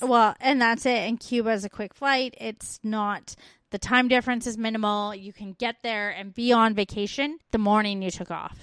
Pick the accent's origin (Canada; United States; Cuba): Canada; growing up in Canada